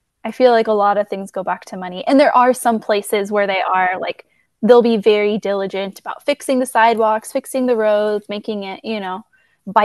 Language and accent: English; California, United States; moved away as an adult; also born or lived in Shanghai, China; now in Bend, United States; I spent most of my childhood growing up in California